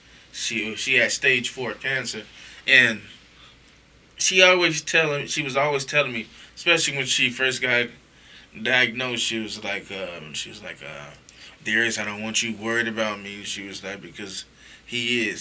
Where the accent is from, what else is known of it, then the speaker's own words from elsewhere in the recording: Las Vegas, Nevada, United States; I'm from Las Vegas